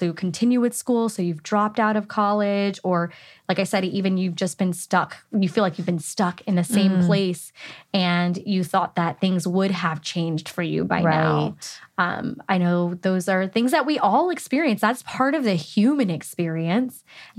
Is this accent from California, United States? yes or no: yes; California, United States; But I'm also born and raised in California